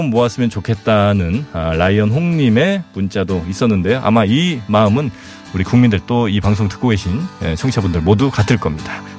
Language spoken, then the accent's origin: Korean; Daejeon, South Korea; 참고로 제가 그 대전 출신입니다.